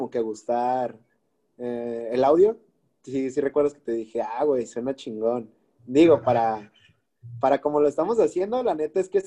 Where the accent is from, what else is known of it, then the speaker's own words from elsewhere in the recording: Guadalajara, Jalisco, Mexico; O sea, yo soy tapatío, brother, y, y pues hay que serlo toda la vida.